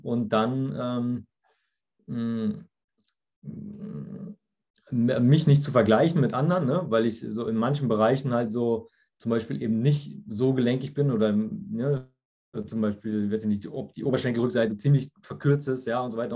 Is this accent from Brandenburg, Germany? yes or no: no; near Frankfurt, Hesse, Germany; ich komme aus der Nähe von Frankfurt